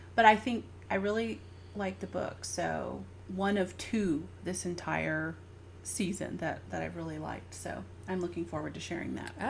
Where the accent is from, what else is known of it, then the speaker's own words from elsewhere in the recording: the South, United States; now in California, United States; I grew up in the South.